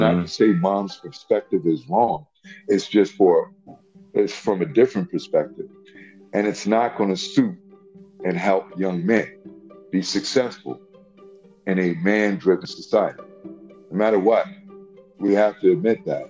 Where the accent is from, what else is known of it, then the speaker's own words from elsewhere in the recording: New York City, New York, United States; I hail from Washington Heights. That's where uh, we're based at right now.